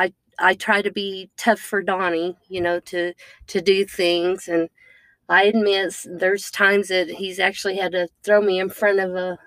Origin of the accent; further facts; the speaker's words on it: California, United States; I was born in California